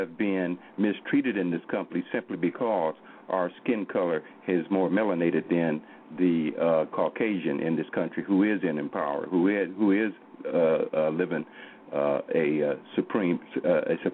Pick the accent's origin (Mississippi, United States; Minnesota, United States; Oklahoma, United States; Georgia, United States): Oklahoma, United States; I'm from Oklahoma here.